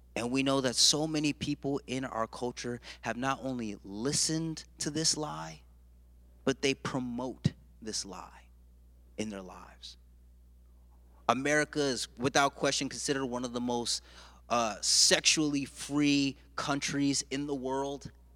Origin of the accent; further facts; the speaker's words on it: United States; I'm a first generation American. My mother and father were born and raised in Jamaica, and they came to this country